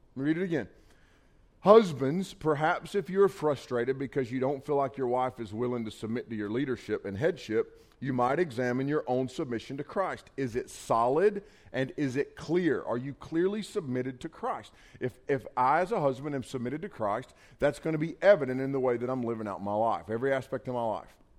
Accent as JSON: {"language": "English", "region": "Western North Carolina", "country": "United States", "said": "I'm a hillbilly from Western North Carolina."}